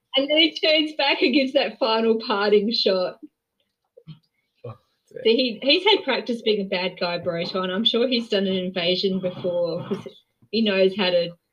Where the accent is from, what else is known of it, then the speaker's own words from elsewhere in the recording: Australia; as an Australian